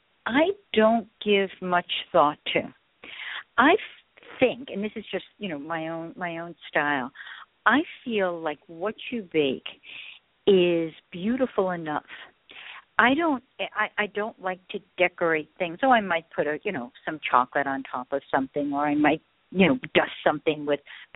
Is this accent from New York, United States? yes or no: yes; New York, United States; also born or lived in Paris; I'm a New Yorker